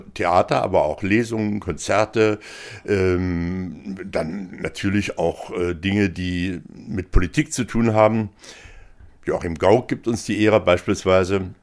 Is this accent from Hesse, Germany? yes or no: no; Dessau, Saxony-Anhalt, Germany; moved away as an adult; also born or lived in Berlin / France; Ich bin hier in Dessau aufgewachsen, ich bin hier zur Schule gegangen